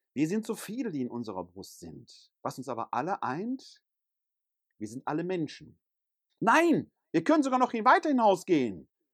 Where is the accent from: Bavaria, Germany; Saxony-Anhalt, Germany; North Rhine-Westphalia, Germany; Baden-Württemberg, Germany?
North Rhine-Westphalia, Germany; Ruhr area; first language German; moved away; also born or lived in Bergisches Land; Bin ich Ruhrgebietler, wo ich geboren bin?